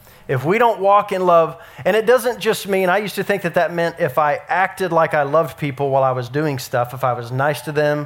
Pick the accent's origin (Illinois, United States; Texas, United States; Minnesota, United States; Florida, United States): Texas, United States; Dallas; I grew up in Dallas and we went to Six Flags